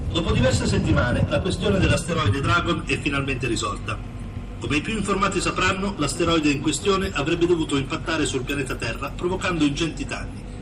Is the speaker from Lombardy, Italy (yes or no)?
yes; Lombardy, Italy; vengo dalla provincia di Bergamo.